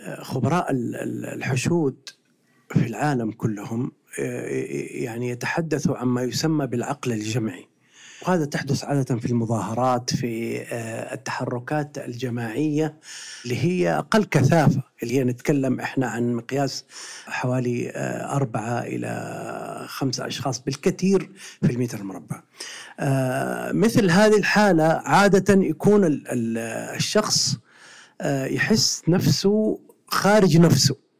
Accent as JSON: {"language": "Arabic", "town": "Mecca", "region": "Makkah Province", "country": "Saudi Arabia", "said": "أنا من أهل مكة وأعرف مكة"}